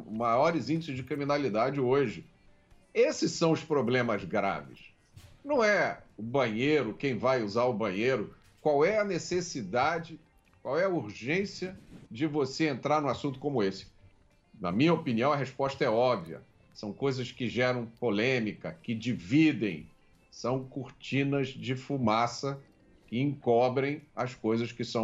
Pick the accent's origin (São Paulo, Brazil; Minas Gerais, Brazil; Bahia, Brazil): Bahia, Brazil; Salvador; Passei a minha infância, parte da minha infância, em Salvador. Durante a minha infância, eu não sabia o que era crime.